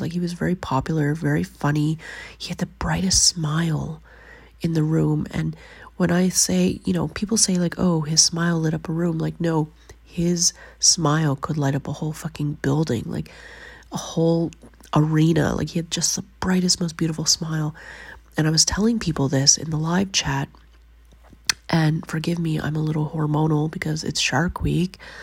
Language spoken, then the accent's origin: English; Canada; moved away as an adult; now in Finland